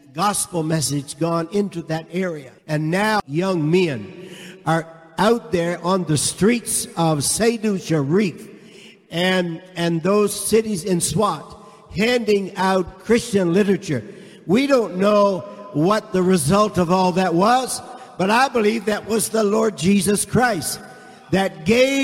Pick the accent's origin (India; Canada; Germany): Canada; I am from Canada. I showed him my Canadian passport